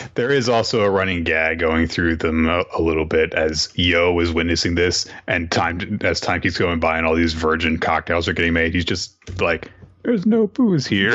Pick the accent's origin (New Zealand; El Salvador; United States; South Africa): United States; the South; I'm from the South